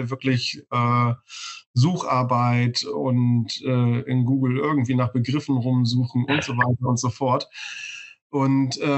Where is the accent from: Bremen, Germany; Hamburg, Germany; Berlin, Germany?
Bremen, Germany; born there; Ich bin hier in Bremen geboren. Ähm, und äh, ich äh, werde hier wahrscheinlich auch alt werden